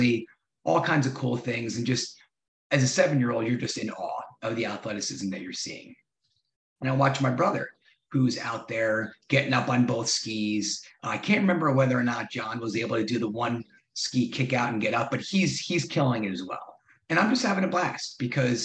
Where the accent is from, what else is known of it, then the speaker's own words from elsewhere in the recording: Madison, New Jersey, United States; also born or lived in New York City; growing up in Madison, New Jersey, great suburb